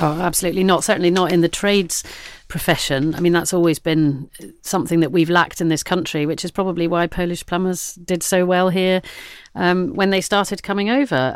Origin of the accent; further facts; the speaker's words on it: the Southwest, South West England, United Kingdom; I come from the Southwest